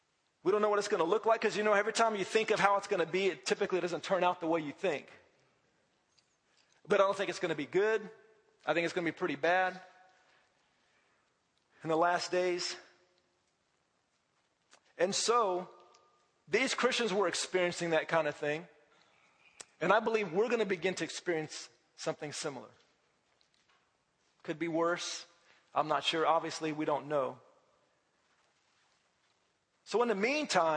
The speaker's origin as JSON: {"language": "English", "country": "United States", "said": "as an American"}